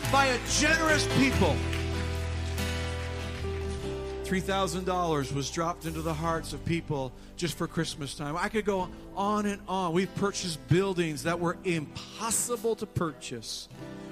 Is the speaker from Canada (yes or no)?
yes; Canada; moved away as an adult; also born or lived in upstate New York; I'm Canadian